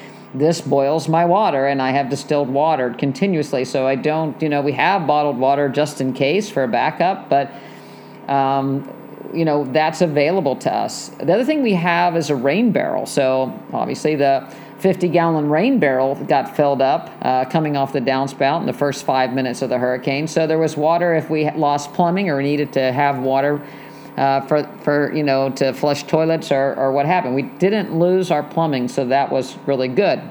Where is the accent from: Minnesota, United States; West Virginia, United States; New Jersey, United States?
West Virginia, United States; moved away; I grew up in West Virginia